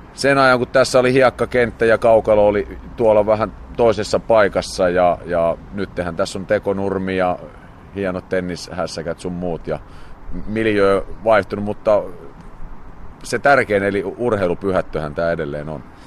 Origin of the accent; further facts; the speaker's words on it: Helsinki, Uusimaa, Finland; also born or lived in Vuosaari, Helsinki; mä olen paljasjalkainen vartiokyläläinen, koska Myllypurossa vieti ensimmäiset vuodet. Sieltä käytiin Vuosaaressa ja sitten ollaan tässä Vartioharjussa asuttu vanhempien luona